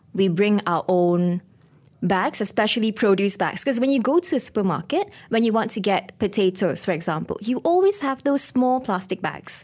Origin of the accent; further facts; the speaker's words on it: Ipoh, Perak, Malaysia; moved away as an adult; also born or lived in Kuala Lumpur; I'm actually from Para, I'm a Parakean, Ipoh, Mali